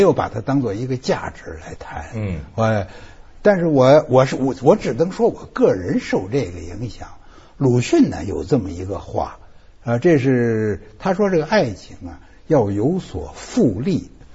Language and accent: Chinese; China; 我们中国人是很难接受的